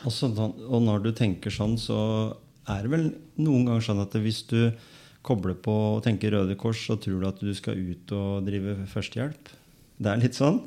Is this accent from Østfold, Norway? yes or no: no; Skien, Telemark, Norway; Jeg kom jo fra Gråten